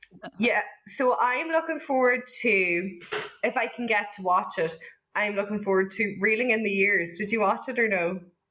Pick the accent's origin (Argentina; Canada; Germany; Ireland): Ireland; now in Northern Ireland, United Kingdom; I'm from the South.